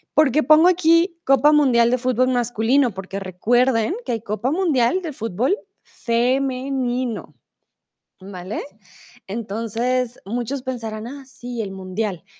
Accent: Colombia; now in Germany; soy de Colombia, comúnmente vivo en Alemania

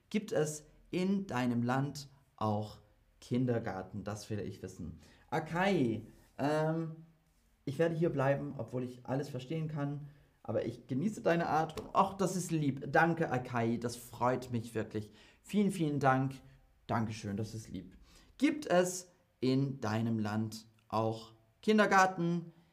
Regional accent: England, United Kingdom; German is a second language; Ich war nicht auf einer deutschen Schule ich komme aus England und ich war auf einer internationalen Schule.

